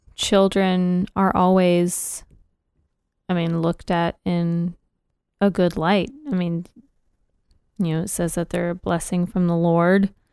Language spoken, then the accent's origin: English; Texas, United States; I'm Texan